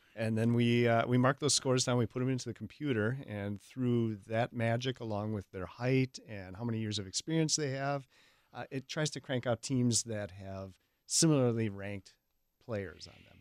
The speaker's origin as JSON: {"language": "English", "area": "Hales Corners area", "region": "Wisconsin", "country": "United States", "tie": "born or raised there", "said": "I'm from the area. I went to Hales Corners Lutheran, uh, most of my grade school years, elementary school years, and then I went to Martin Luther High School."}